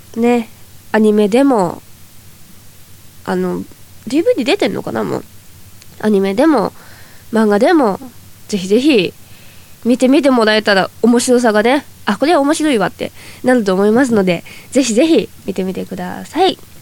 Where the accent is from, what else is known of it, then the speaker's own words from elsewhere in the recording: Toyama, Japan; accent: Toyama dialect; now in Tokyo, Japan; 私は田舎出身なので前回富山弁講座というのをやらせていただいたんですけどはい出身